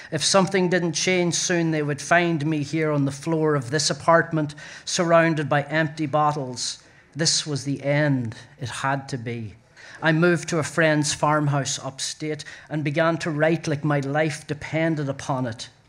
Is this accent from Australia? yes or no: no; Northern Ireland, United Kingdom; now in New York, United States; I am an Irish writer in New York.